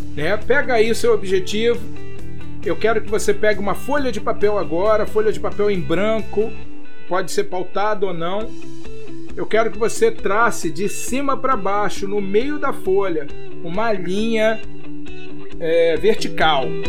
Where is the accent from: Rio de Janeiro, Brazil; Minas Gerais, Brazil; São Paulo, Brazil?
Rio de Janeiro, Brazil; eu nasci, fui criado e vivo no Rio de Janeiro